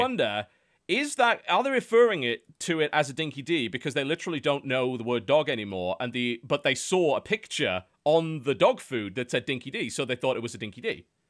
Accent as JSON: {"language": "English", "country": "United Kingdom"}